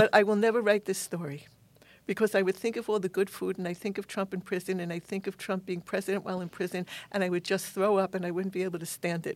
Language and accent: English; New York City, New York, United States; I'm a New Yorker